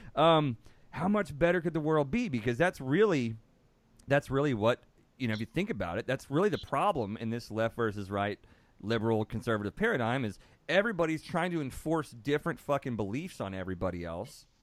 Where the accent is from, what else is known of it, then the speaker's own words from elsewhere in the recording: Texas, United States; being born and raised in Texas